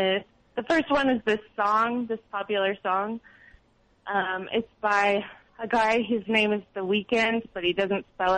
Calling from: Austin, Texas, United States; I'm calling from Austin, Texas.

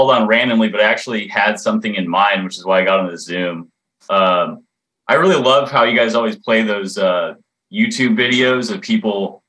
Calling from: Redondo Beach, California, United States

